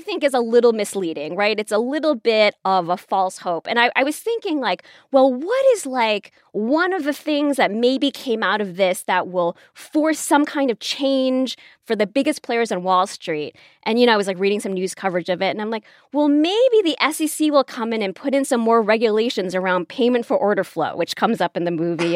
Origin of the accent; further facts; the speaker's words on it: Chicago, Illinois, United States; I'm from Chicago